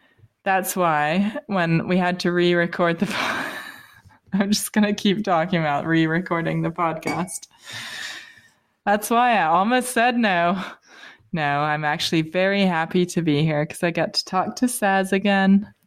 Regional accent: United Kingdom; I think that's why people don't believe I'm British, because I have nice teeth.

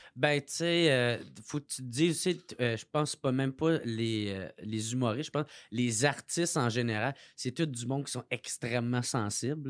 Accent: Gatineau, Quebec, Canada; moved away; je venais de Gatineau

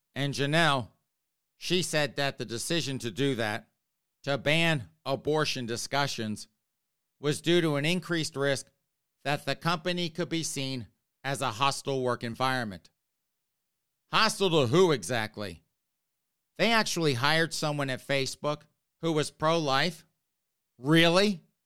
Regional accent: South Carolina, United States; now in Northeast, United States; I grew up in South Carolina.

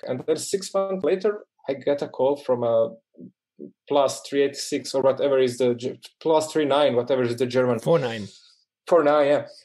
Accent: Dalmatia, Croatia; now in Zagreb, Croatia; I'm from Dalmatia

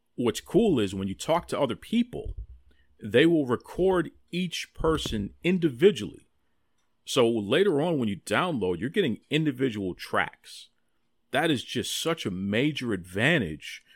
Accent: Boston, Massachusetts, United States; growing up in Mattapan, the neighborhood of Mattapan, over ninety percent black here

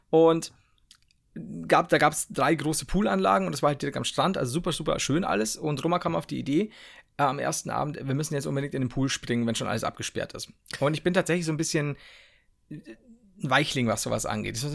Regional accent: Turkey; merkt man, ich komme aus der Türkei, da reden die so.

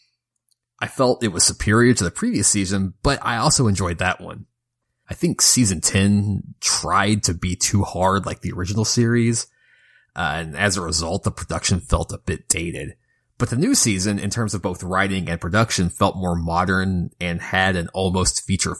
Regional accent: Kentucky, United States; my home state of Kentucky

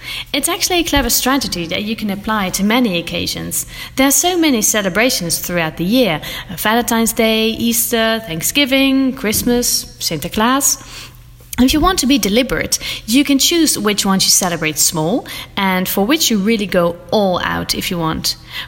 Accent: Netherlands; now in Belgium; I'm from the Netherlands and I live in Belgium.

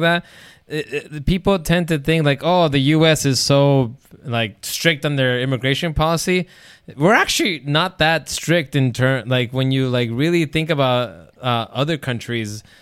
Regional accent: United States; The U S was where I was born, where I lived all my life, and I continue to live my life

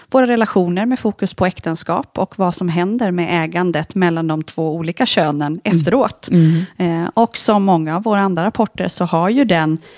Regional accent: Mora, Dalarna County, Sweden; från en liten eh, stad i Dalarna, eh, Mora. Mm. Så verkligen uppvuxen i en småstad. I Vasaloppets eh, mecka.

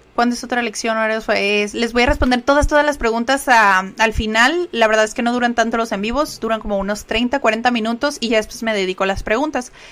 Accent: Mexico; first language Spanish; como decimos aquí en México

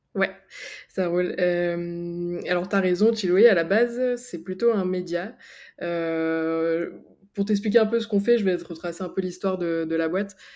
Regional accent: Picardy, Hauts-de-France, France; now in Annecy, France; je suis originaire de Picardie et maintenant j'habite euh, à Annecy

